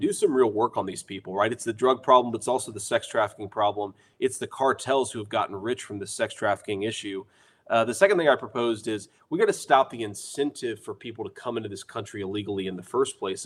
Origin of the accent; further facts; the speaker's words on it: Ohio, United States; my home state of Ohio, you know, where I'm running for the Senate here